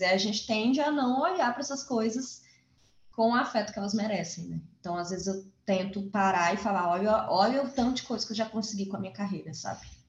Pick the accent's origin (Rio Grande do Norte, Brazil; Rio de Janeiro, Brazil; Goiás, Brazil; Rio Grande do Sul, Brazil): Goiás, Brazil; Formosa; also born or lived in Planaltina, Goiás; eu cresci em Formosa, apesar de ter nascido em Planaltina, né, em Brasilinha, eu cresci em Formosa, então as minhas lembranças são todas da cidade